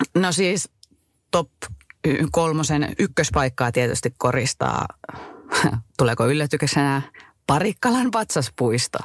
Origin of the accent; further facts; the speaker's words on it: Kittilä, Lapland, Finland; accent: Kittilä dialect; moved away as an adult; Mä olen tosiaan täältä kotoisin. Kittilän kaukosesta asunut täällä 19 ensimmäistä vuotta elämässäni ja elämästäni.